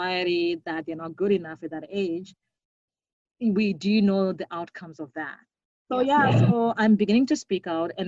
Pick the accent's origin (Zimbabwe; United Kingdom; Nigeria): Zimbabwe; moved away as an adult; now in Winnipeg, Canada; I grew up in Zimbabwe with people that look like me